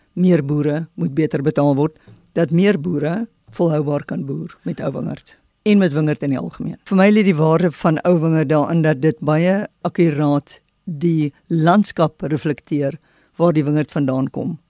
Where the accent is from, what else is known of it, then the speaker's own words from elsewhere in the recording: South Africa; as 'n Suid-Afrikaner en as 'n wingerdboukundige